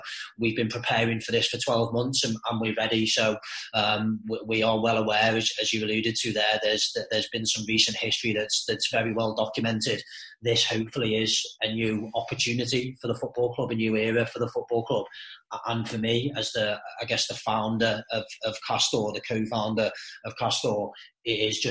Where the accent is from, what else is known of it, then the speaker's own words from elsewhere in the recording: Merseyside, North West England, United Kingdom; born and bred on Merseyside